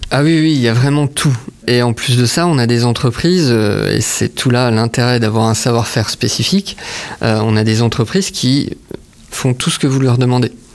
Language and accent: French; Saint-Dié-des-Vosges, Grand Est, France; also born or lived in Nancy; je suis de Saint-Dié-des-Vosges